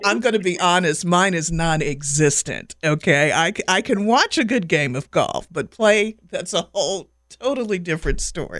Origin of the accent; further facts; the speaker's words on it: Washington, District of Columbia, United States; also born or lived in the Carolinas; now in North Carolina, United States; I've lived in the Carolinas for a long time. I'm originally from Washington, D.C.